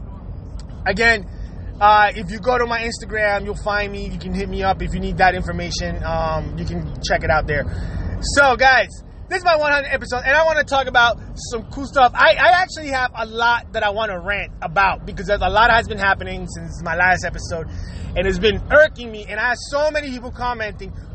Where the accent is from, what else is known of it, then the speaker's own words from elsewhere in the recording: Puerto Rico; this is me growing up in Puerto Rico